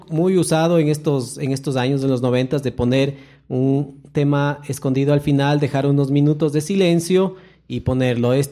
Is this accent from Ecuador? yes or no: yes; Ecuador; Estamos pensando desde, la, eh, desde como ecuatorianos